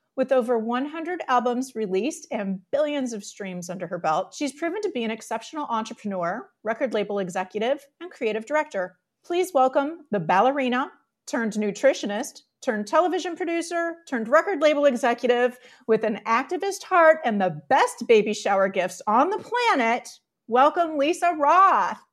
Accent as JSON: {"language": "English", "town": "Detroit", "region": "Michigan", "country": "United States", "tie": "born or raised there", "said": "I grew up in the Detroit area"}